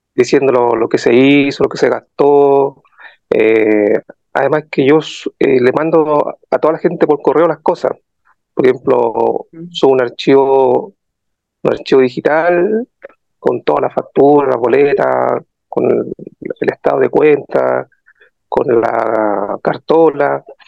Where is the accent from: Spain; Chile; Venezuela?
Chile; Rancagua, O'Higgins; soy de la sexta región, eh, Rancagua